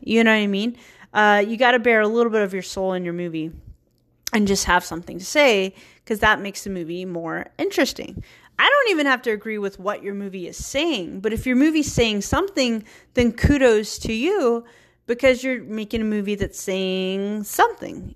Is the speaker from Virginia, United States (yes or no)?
yes; Virginia, United States; moved away as an adult; also born or lived in Richmond, Virginia; now in San Francisco, United States; I'm a hillbilly from Virginia